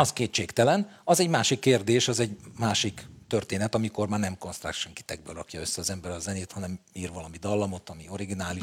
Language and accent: Hungarian; Budapest, Hungary; Én a telekitérre születtem